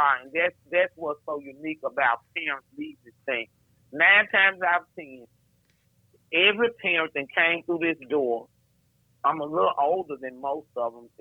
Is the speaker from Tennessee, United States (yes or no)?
yes; Memphis, Tennessee, United States; I'm coming straight from North Memphis